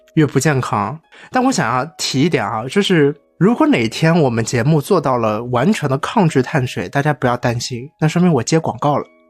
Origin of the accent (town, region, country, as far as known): China